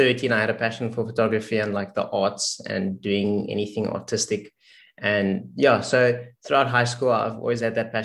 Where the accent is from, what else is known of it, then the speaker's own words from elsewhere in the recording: South Africa; from South Africa, born and raised